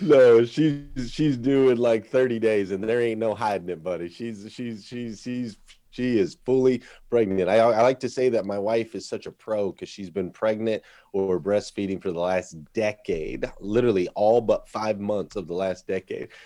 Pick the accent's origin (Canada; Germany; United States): United States; Flagstaff, Arizona; where I grew up there in Arizona